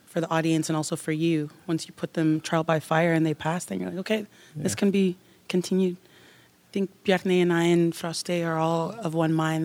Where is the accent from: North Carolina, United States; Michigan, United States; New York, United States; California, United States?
New York, United States; Long Island; moved away; also born or lived in Houston, Texas; I'm originally from Long Island, New York